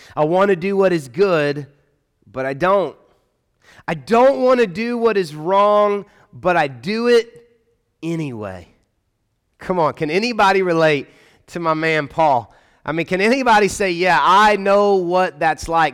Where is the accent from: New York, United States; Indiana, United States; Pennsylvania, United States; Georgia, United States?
Georgia, United States; Atlanta; accent: Southern; now in Louisville, United States; I grew up in Atlanta